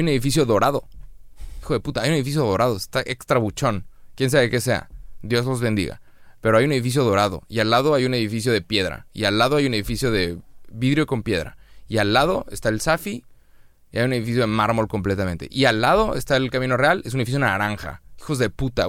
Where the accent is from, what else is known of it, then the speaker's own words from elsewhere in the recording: Monterrey, Nuevo León, Mexico; pues de Monterrey